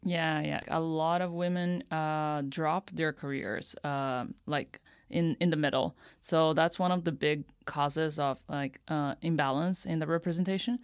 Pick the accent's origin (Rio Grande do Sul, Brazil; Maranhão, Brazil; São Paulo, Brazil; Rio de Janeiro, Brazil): São Paulo, Brazil; Campinas; moved away as an adult; now in Tokyo, Japan; I'm from Brazil, and my hometown is called Campinas. It's like a one hour drive from São Paulo. And, yeah, I, I was raised there my whole life